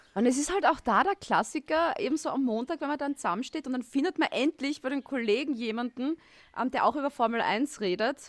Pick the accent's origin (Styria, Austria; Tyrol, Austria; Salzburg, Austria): Styria, Austria; now in Vienna, Austria; ich bin Steirerin in Wien und ich wohne neben dem Red Bull Ring eigentlich